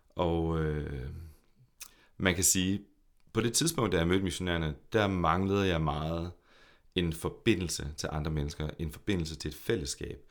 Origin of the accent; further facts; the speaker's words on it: Horsens, Central Denmark Region, Denmark; also born or lived in Copenhagen; jeg er en født i og opvokset i Horsens dreng